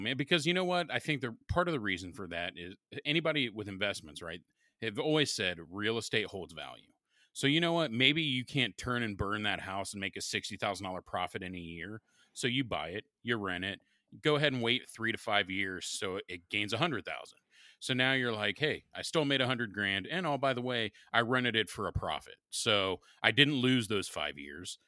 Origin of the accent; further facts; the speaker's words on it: Columbus, Ohio, United States; growing up in Southern Columbus for high school